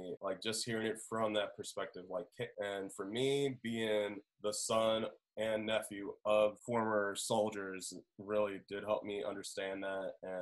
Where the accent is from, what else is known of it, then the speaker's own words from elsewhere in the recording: Indianapolis, Indiana, United States; moved away; I'm originally from Indianapolis